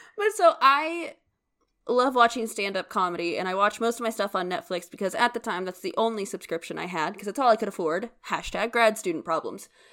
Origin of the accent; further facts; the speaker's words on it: United States; we're American